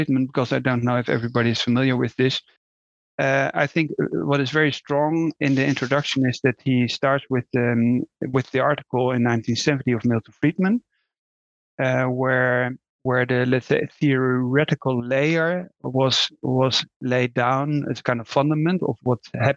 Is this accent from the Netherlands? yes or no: yes; Netherlands; I'm Dutch, so that was not a great topic anymore when I was raised in the Netherlands